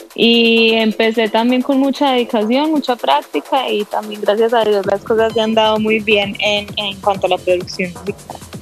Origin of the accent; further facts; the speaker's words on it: Colombia; yo soy colombiana